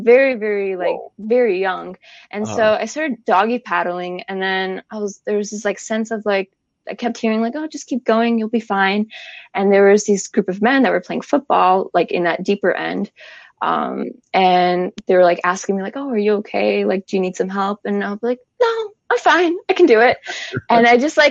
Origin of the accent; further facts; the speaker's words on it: Chicago, Illinois, United States; moved away; I'm from Chicago originally